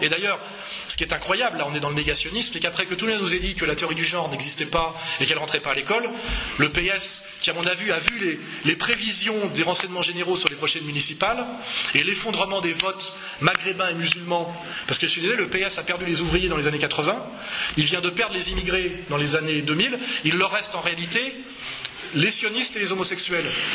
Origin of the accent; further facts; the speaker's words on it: Savoy, Auvergne-Rhône-Alpes, France; je suis savoyard, je suis attaché aux montagnes